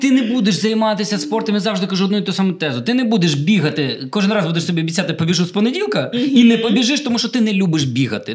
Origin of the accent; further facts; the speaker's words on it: Khmelnytskyi, Khmelnytskyi Oblast, Ukraine; в моєму рідному Хмельницькому